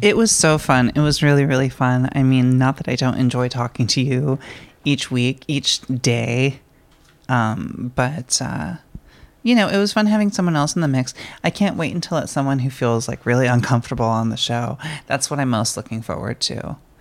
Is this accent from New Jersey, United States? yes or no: no; San Diego, California, United States; I was born in San Diego, and um, like going to SeaWorld as a child was really, really cool